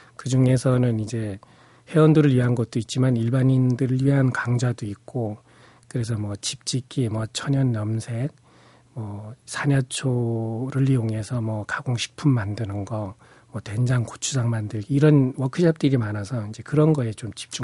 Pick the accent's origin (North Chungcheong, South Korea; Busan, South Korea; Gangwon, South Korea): Gangwon, South Korea; Pyeongchang; also born or lived in Seocho-dong, Seoul; now in Yeoju, South Korea; 고향이 또 강원도 평창 산골이 고향입니다